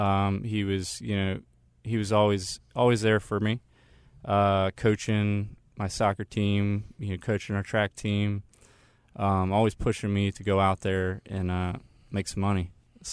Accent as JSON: {"language": "English", "region": "Maryland", "country": "United States", "tie": "born or raised there", "said": "I grew up in Maryland."}